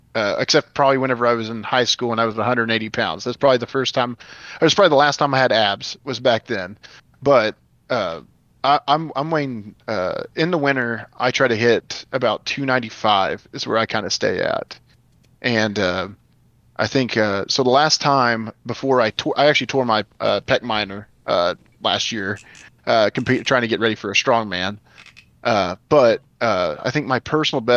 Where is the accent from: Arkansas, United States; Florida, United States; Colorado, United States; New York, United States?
Arkansas, United States; I was from Arkansas